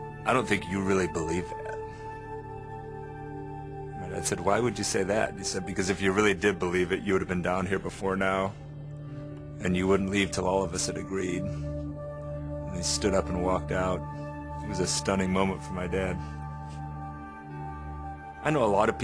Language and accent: English; England, United Kingdom; now in United States; I grew up in England